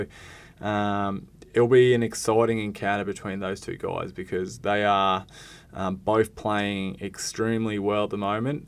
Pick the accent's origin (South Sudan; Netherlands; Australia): Australia; Perth, Western Australia; Wildcats are my hometown team.